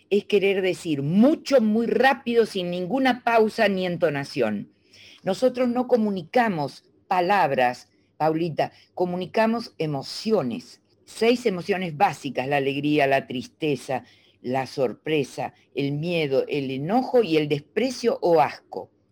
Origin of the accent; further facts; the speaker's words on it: Argentina; Porque para la zona de la Argentina de donde yo soy, la S del medio era aspirada, pero para, para acá no. Para acá se pronuncian todas.